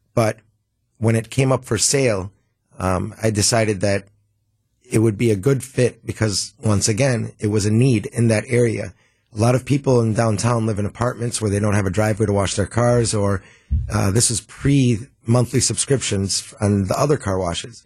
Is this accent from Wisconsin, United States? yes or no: yes; Milwaukee, Wisconsin, United States; born and raised in Milwaukee.